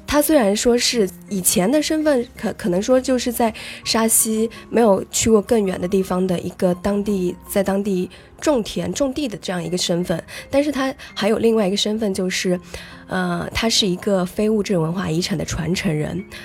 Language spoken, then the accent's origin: Chinese; Yiliang, Yunnan, China; 昆明有一个地方叫做宜良，是一个非常舒适宜居的小城市，也可以说是四季如春了